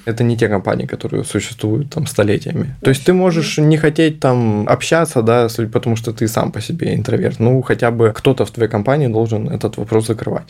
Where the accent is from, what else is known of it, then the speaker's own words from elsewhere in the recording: Novosibirsk, Novosibirsk Oblast, Russia; я сам из Новосибирска